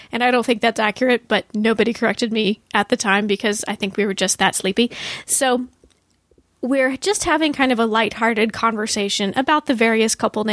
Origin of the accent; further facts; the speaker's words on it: Texas, United States; I'm from Texas.